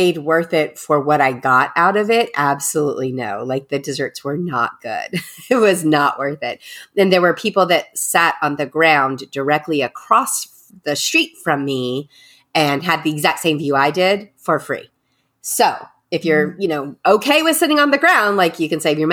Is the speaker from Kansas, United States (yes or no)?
no; Texas, United States; I was raised in Texas.